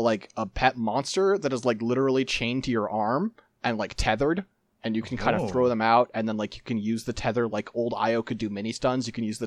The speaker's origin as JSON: {"language": "English", "country": "United States", "said": "I have strong feelings about cops, because I'm from the United States."}